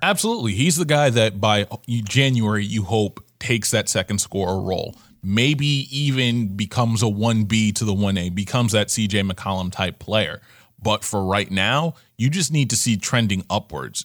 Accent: New York, United States; I'm a New Yorker

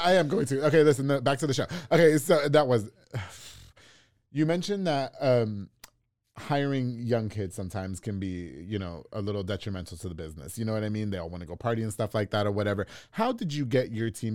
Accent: New York, United States; now in Waco, United States; I'm from New York

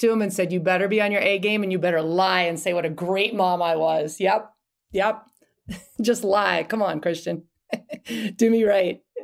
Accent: Key Biscayne, Florida, United States; moved away; I grew up in Key Biscayne, Florida, right outside of Miami

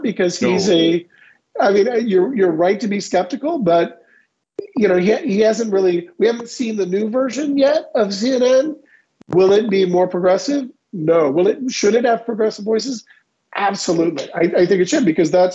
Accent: Kansas, United States; I'm from Kansas.

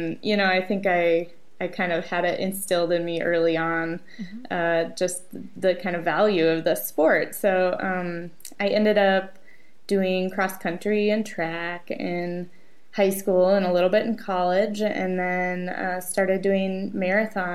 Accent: Minneapolis, Minnesota, United States; it's my hometown race

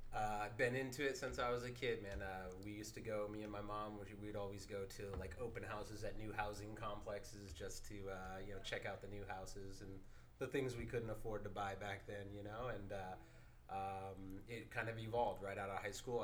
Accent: San Francisco Bay Area, California, United States; born and raised

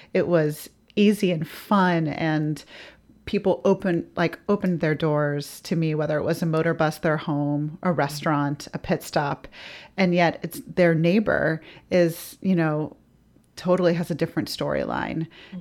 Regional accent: the South, United States; as a Southerner

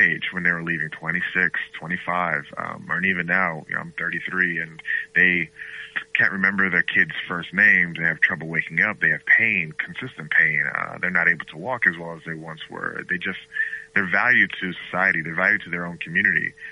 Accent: Galloway, New Jersey, United States; also born or lived in Bahamas; now in Boston, United States; grew up in South Jersey, a town called Galloway, right outside of Atlantic City

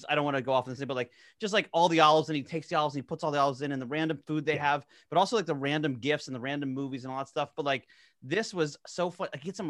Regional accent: New Jersey, United States; I'm from South Jersey

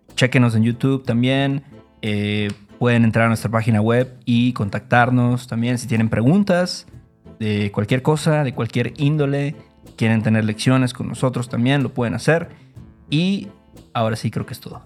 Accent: Mexico; como mexicanos

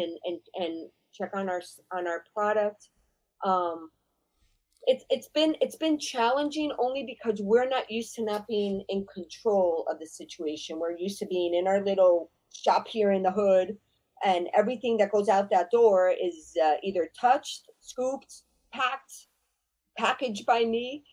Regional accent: San Juan, Puerto Rico; moved away as an adult; also born or lived in Bronx, New York / Boston / New York / Las Vegas; now in Miami, United States; I'm from Santurce, which is around the capital of San Juan. And I moved there when I was one from the Bronx, New York. I grew up there

